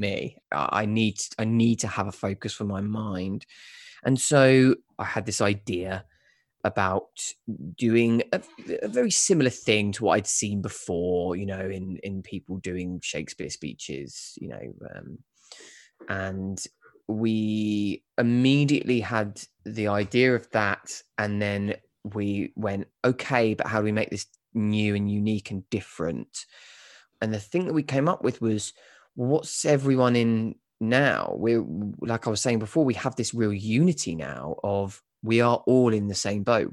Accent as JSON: {"language": "English", "area": "Kent", "region": "South East England", "country": "United Kingdom", "moved": "yes", "lives_now": "London, United Kingdom", "said": "I'm not actually from London. I'm from just outside. I'm from Kent."}